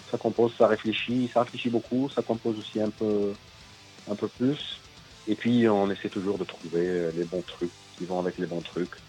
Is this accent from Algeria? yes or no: yes; Algeria; En tant qu'Algérien, par exemple, Nord-Africain, Algérien, on explique à travers certains personnages qui nous sommes